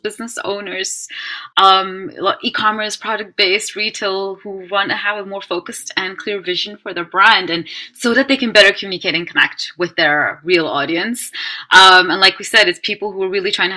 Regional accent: Netherlands; I'm being born and raised in Holland and with an Indian background

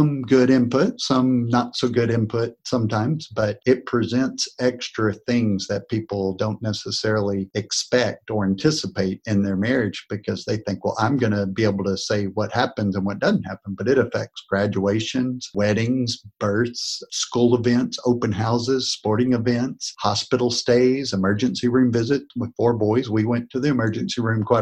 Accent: North Texas, United States; moved away as an adult; now in Corpus Christi, United States; I grew up in North Texas near you, and I moved down to Corpus Christi, Texas about 25 years ago.

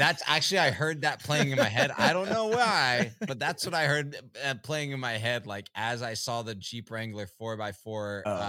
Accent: Richmond, Virginia, United States; moved away; I grew up in Richmond in my elementary school years

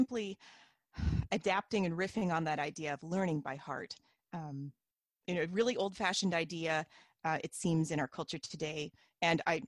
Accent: Independence, Missouri, United States; moved away as an adult; now in Canada; I'm from Independence, Missouri, and grew up in the RLDS Church

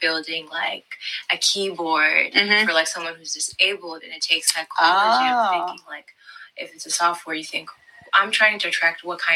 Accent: Maryland, United States; now in Oregon, United States; I grew up in Maryland, and then I came over to the West Coast.

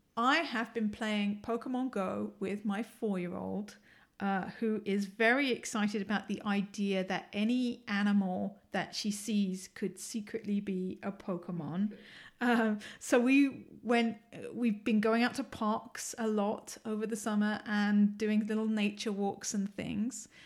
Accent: London, United Kingdom; accent: English; moved away as an adult; now in Ann Arbor, United States; I'm originally from the U K. I was born in London. I'm a Londoner.

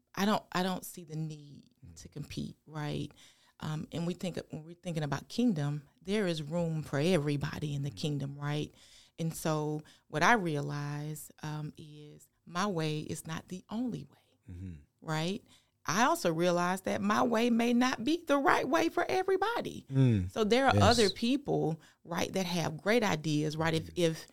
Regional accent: Thompson, Georgia, United States; We were born and raised in Thompson.

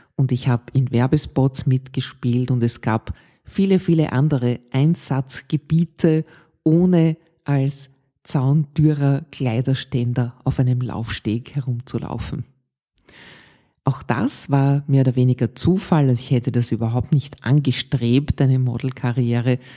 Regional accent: Vienna, Austria; in Ottergring, wo ich aufgewachsen bin

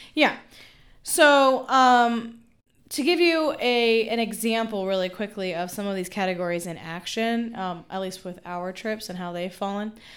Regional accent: Memphis, Tennessee, United States; moved away; my hometown of Memphis

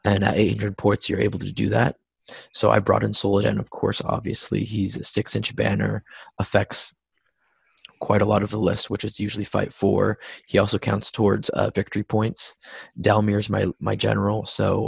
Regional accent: United States; I'm American

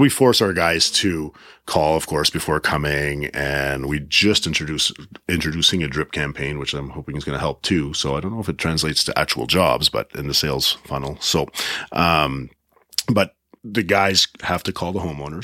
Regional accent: Prince Edward Island, Canada; moved away; I come from Prince Edward Island, small town. My dad was a lobster fisherman

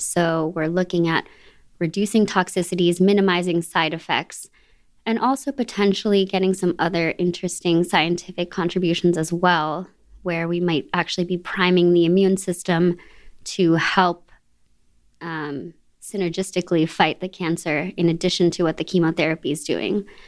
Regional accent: Boston, Massachusetts, United States; I'm a local. I'm from the Boston area

